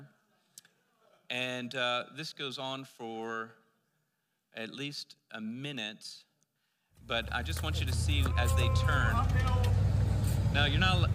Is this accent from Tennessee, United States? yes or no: no; Pennsylvania, United States; moved away; I'm from Pennsylvania, and one of the crazy, amazing communities that you'll see out in Lancaster, Pennsylvania, which was close to where I was living